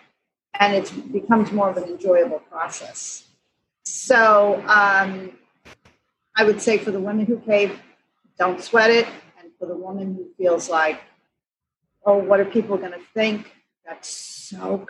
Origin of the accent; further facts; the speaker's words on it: New York City, New York, United States; I grew up in New York City